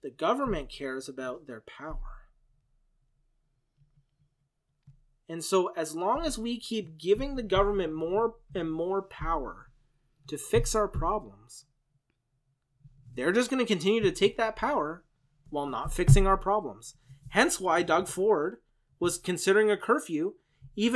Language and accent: English; Canada; I'm Canadian